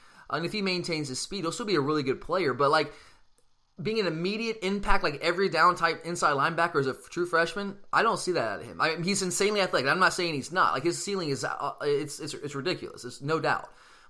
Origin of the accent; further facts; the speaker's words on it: Gwinnett County area, Georgia, United States; You and I are both from around that area